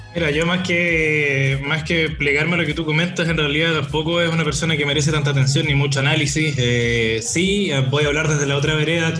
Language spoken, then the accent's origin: Spanish; Chile; como chilenos